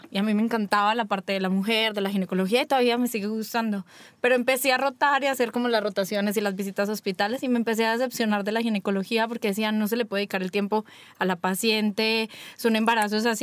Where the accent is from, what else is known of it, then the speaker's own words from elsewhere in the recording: Colombia; moved away; also born or lived in Medellín; yo soy colombiana